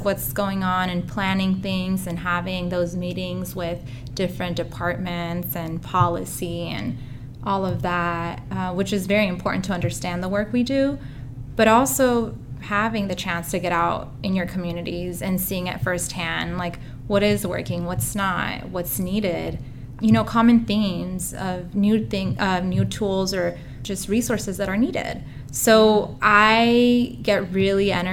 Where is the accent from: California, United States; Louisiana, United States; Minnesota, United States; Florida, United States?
California, United States; Southern; moved away as an adult; now in Oregon, United States; I'm actually originally from Southern California. So Oregon is somewhat new to me